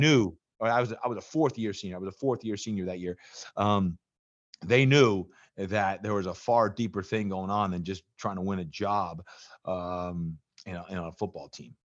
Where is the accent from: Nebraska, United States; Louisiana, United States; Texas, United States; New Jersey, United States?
New Jersey, United States; moved away; I was growing up in Jersey